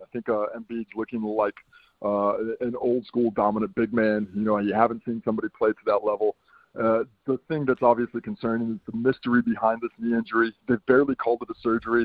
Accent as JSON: {"language": "English", "region": "New York", "country": "United States", "moved": "yes", "said": "originally I'm a New Yorker."}